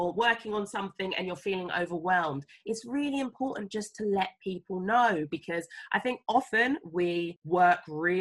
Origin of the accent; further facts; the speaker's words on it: England, United Kingdom; moved away as an adult; also born or lived in Sierra Leone (family) / Uganda; I understood I was from England.